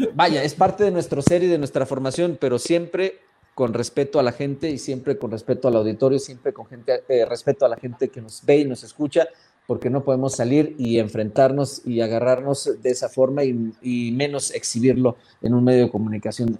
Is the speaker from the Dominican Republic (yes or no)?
no; Sonora, Mexico; yo soy de Sonora